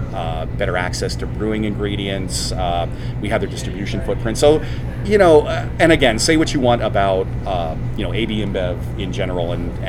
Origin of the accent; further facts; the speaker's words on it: Pennsylvania, United States; born there; also born or lived in Washington, D.C. area; I should say I'm from the East Coast originally. {S1} Yeah. {S3} Born in Pennsylvania, lived outside of DC for a good decade